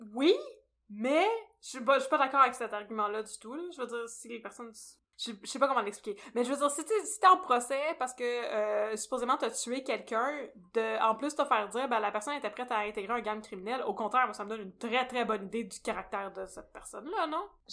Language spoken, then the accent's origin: French; near Brossard, Quebec, Canada; j'ai grandi tout près de Brossard